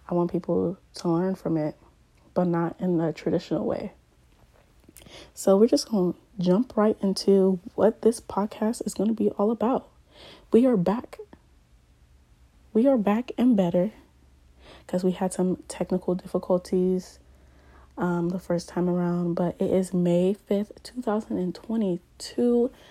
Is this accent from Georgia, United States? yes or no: no; Columbus, Ohio, United States; also born or lived in Ghana; I grew up in Columbus, Ohio, but, you know, I also lived in Ghana for a year